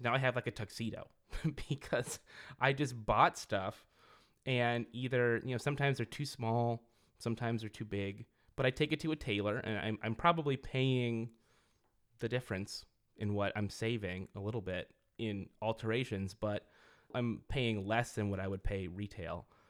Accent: Merced, California, United States; I grew up in Merced, which is a small town in Central California

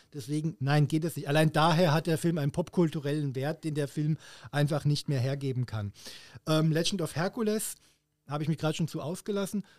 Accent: Hesse, Germany; wie man auf, auf Hessisch sagt, wo ich herkomme

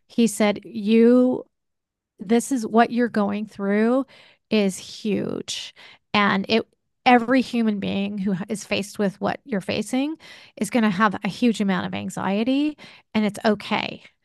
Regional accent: United States; we, as American society

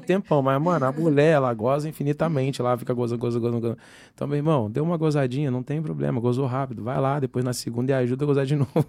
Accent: Angra dos Reis, Rio de Janeiro, Brazil; moved away; em Angra que como eu sou nascido e criado lá

